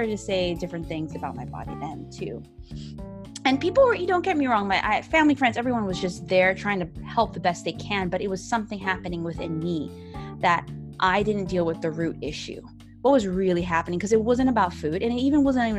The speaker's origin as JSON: {"language": "English", "country": "Cayman Islands", "said": "I'm from the Cayman Islands"}